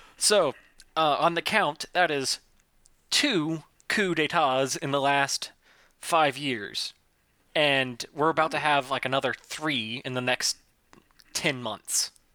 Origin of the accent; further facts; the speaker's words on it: the South, United States; first language English; I am American and from the South. I do not know how to speak any other language than English